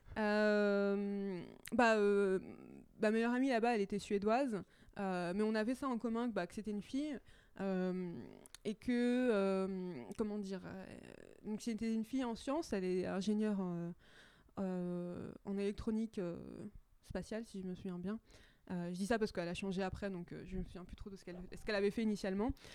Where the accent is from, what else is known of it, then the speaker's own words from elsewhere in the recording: Châtillon, Île-de-France, France; J'ai grandi à, Châtillon, dans les Hauts-de-Seine